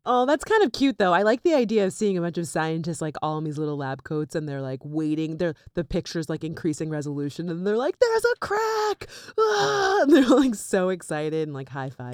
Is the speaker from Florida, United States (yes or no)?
yes; Florida, United States; also born or lived in North Miami Beach; now in New York, United States; we grew up there